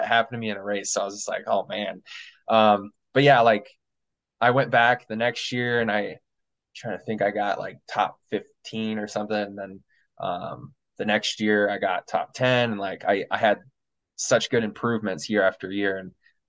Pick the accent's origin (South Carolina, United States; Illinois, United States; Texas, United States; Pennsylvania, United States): Illinois, United States; moved away as an adult; now in Colorado, United States; I'm from Illinois originally